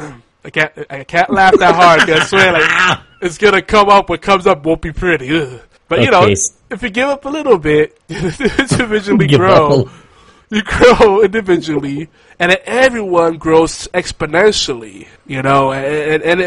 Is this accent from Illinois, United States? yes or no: no; New York City, New York, United States; I grew up in Midtown Manhattan